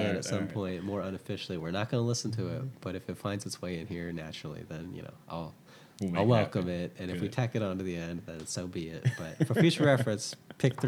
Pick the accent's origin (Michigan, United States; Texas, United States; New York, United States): Texas, United States; Houston; I'm Clear Lake, which is like south suburb